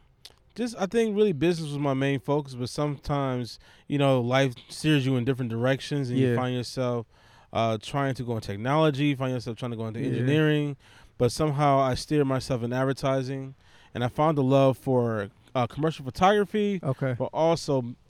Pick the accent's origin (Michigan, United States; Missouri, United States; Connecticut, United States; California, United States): Michigan, United States; Detroit; I grew up on the northwest side of Detroit.